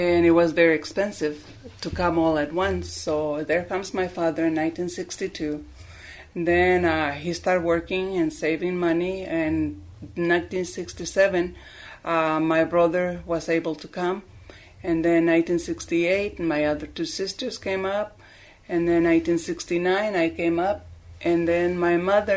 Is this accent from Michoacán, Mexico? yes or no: yes; Tarejero, Michoacán, Mexico; now in East Moline, United States; I was born in Tariacuri, Michoacán, in the municipio of Zacapu, Michoacán.